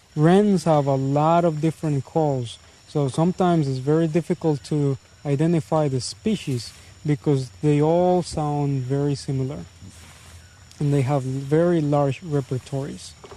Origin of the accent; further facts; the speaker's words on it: Puerto Viejo, Heredia, Costa Rica; I'm from Puerto Viejo. I've been living here all my life.